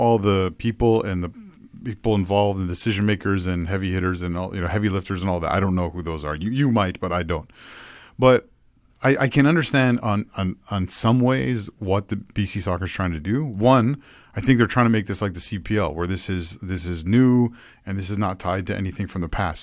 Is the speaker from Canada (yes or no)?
yes; Ontario, Canada; growing up in Ontario